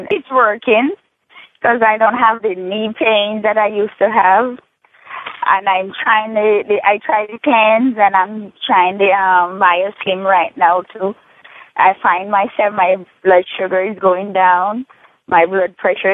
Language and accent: English; Negril, Hanover, Jamaica; I'm from Negril, Hanover